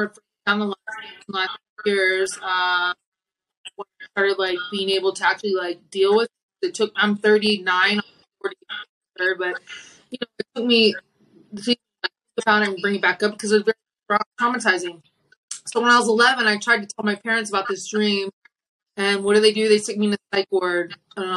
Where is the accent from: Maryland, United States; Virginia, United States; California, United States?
Maryland, United States; I was born in Maryland